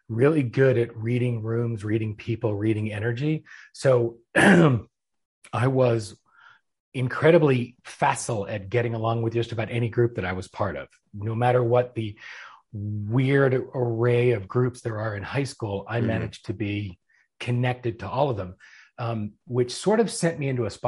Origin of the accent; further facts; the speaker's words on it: Philadelphia, Pennsylvania, United States; moved away as an adult; now in Atlanta, United States; I was originally from Philadelphia, been in Atlanta